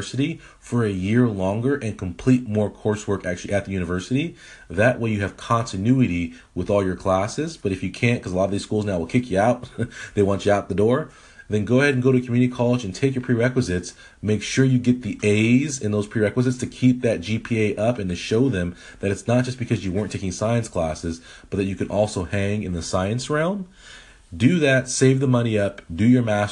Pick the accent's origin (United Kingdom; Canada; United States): Canada; Edmonton, Alberta; moved away; That is my birthplace. I am a Canadian. A lot of people don't know this. I was born in Edmonton, Alberta.